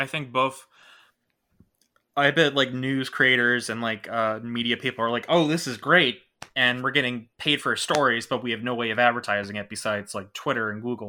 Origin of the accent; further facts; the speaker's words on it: Toronto, Ontario, Canada; I'm from Toronto, Canada